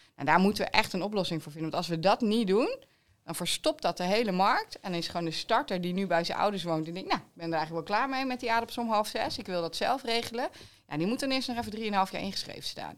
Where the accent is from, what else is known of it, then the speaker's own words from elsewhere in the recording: East Groningen, Netherlands; also born or lived in The Hague; ik kom natuurlijk uit Oost-Groningen, dus ik hou van het open landschap